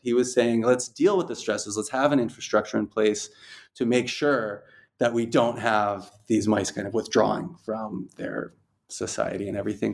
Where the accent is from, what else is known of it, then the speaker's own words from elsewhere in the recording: Rhode Island, United States; moved away as an adult; now in Dubai, United Arab Emirates; I'm from Rhode Island